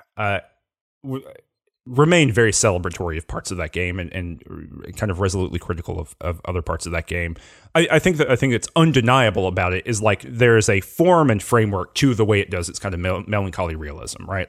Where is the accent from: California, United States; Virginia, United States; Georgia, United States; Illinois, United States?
Georgia, United States; I'm not from Louisiana, I'm from Georgia, but very similar kind of southern vibe